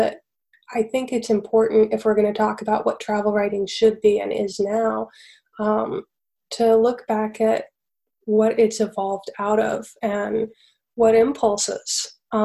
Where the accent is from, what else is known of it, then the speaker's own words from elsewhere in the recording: Chattanooga, Tennessee, United States; moved away as an adult; I spent a lot more time in my hometown than I ever intended to. Mm-hmm. And I didn't move away really until about 3 years ago. And I never felt exactly at home in Chattanooga, Tennessee, or the South